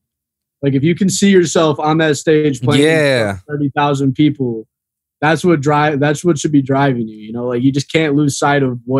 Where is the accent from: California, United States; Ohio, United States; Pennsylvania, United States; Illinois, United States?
Illinois, United States; Chicago; Because I came down here from Chicago like 4 years ago. 2018, I moved down here.